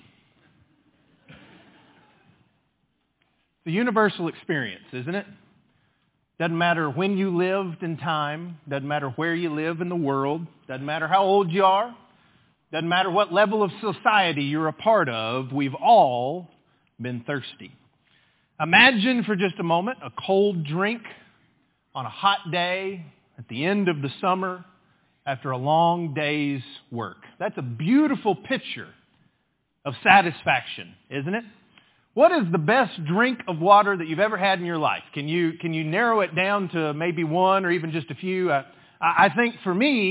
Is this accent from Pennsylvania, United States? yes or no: no; West Texas, United States; I grew up in West Texas